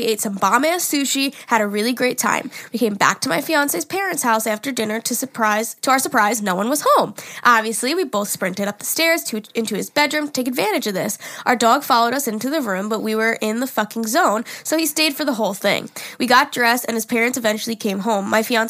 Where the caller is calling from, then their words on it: Connecticut, United States; I'm from Connecticut. I'm 21, and my fiancé is 23.